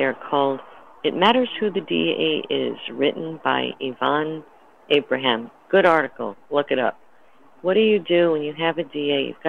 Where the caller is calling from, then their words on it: Hawaii, United States; I'm calling from Hawaii.